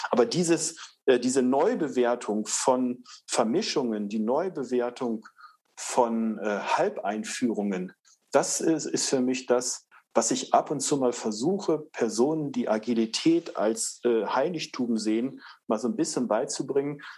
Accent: Northern Germany, Germany; ich komme aus Norddeutschland

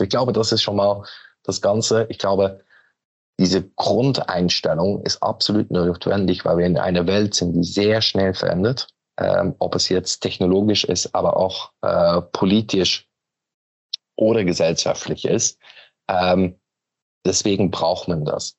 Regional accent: Belgium; German is a second language; moved away as an adult; now in Hamburg, Germany; bin Belgier von Origine, aber wohne mittlerweile seit 13 Jahren in Hamburg

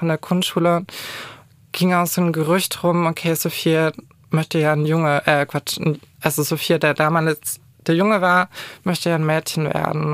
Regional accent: Kulmbach, Bavaria, Germany; moved away; komme ursprünglich aus dem kleinen, aber feinen Kulmbach. Es Wie heißt das? so Kulmbach, das ist in Oberfranken

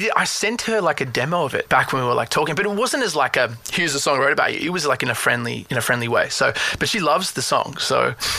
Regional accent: Australia; I'm Australian

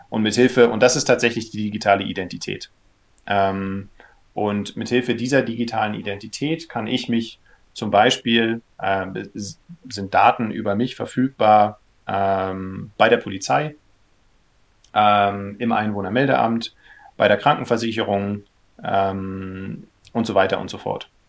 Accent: Berlin, Germany; born there; also born or lived in Kiel; ich äh, bin gebürtiger Berliner, äh, habe in, in Kiel studiert

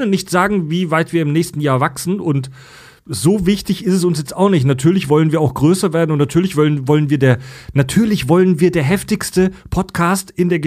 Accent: Netherlands; Immer, ich immer, bin Holländer.

